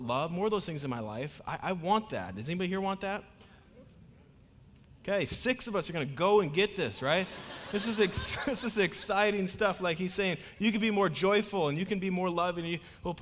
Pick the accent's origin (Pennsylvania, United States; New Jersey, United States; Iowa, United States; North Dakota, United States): Iowa, United States; moved away; I'm originally from Iowa